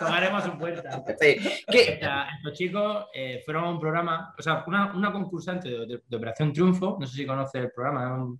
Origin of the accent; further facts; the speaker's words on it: Almería, Andalusia, Spain; somos una banda de punk pop que venimos de Almería, de España, de de una zona costera